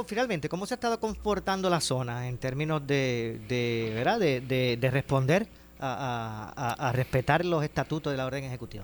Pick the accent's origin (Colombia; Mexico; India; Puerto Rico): Puerto Rico; como, como puertorriqueños